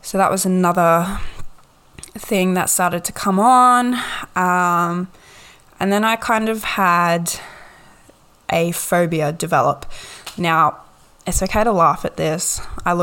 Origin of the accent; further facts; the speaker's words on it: Gold Coast, Queensland, Australia; also born or lived in Ipswich, Queensland; My parents were split and we moved to the Gold Coast